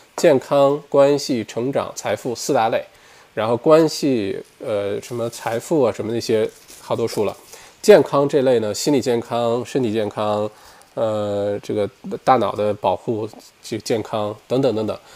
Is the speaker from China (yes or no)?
yes; Heilongjiang, China; moved away as an adult; now in Australia; 我是东北人，黑龙江人啊